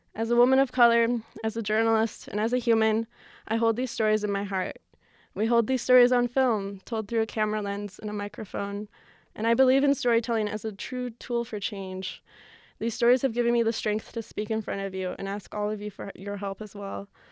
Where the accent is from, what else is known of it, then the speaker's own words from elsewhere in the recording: New Mexico, United States; growing up in New Mexico